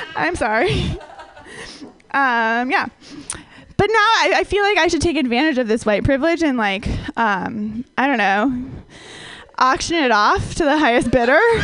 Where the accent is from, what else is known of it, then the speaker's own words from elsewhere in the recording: Minnesota, United States; I grew up in Minnesota where everyone is like really, really white